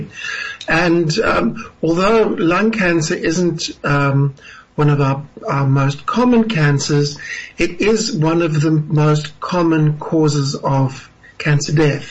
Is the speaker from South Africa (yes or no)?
yes; South Africa; as a South African